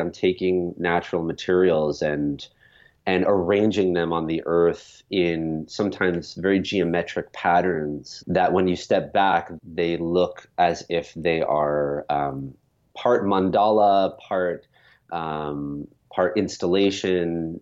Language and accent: English; New York, United States; I grew up in New York. As a child, I was living in the suburbs